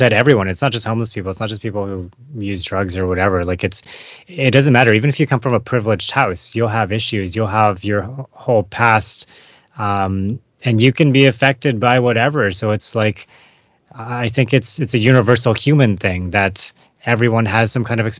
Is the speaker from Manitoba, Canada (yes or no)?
no; Vancouver, British Columbia, Canada; growing up in Vancouver, living in Vancouver, going volunteering, doing stuff downtown Eastside as like a kid, teenager